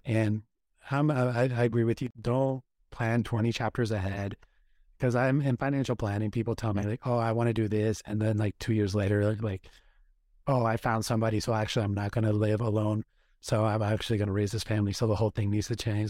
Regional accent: Oregon, United States; moved away as an adult; also born or lived in Washington, D.C.; I grew up in Oregon

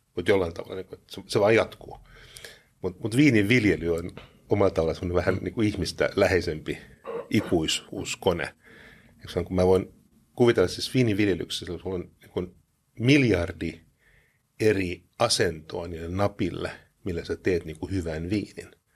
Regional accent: Luxembourg; now in Finland; mä kasvoin Luxemburgissa

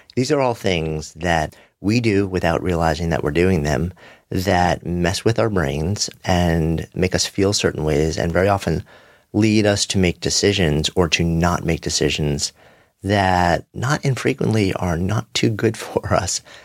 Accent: New York, United States; As a New Yorker, who is connected to the pulse of this place and the people here

